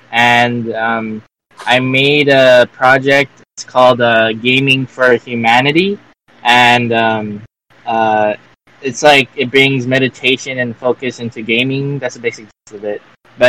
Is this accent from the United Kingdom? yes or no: no; Hawaii, United States; I'm from Hawaii, 808 State.